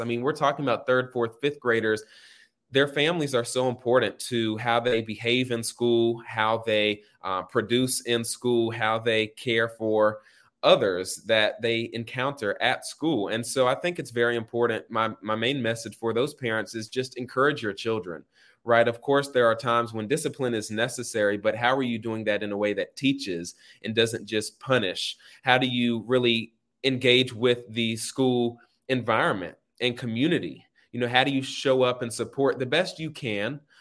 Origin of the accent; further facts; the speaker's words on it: Raleigh, North Carolina, United States; moved away as an adult; now in Atlanta, United States; I'm from the North Hills area. Grew up, uh, going to Douglas Elementary School